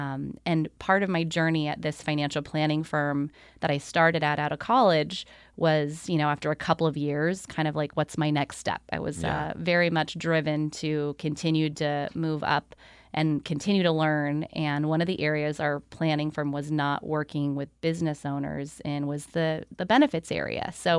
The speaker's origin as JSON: {"language": "English", "region": "California", "country": "United States", "tie": "born or raised there", "said": "I grew up in Central California, and okay. I grew up at a lake."}